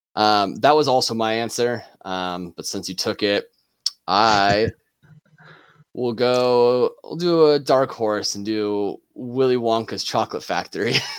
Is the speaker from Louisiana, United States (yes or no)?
no; Nebraska, United States; we're all three from Nebraska